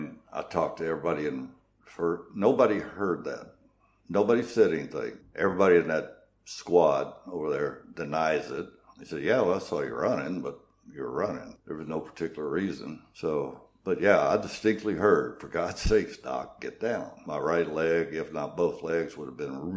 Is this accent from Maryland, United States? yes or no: no; New Madrid, Missouri, United States; I grew up in small town America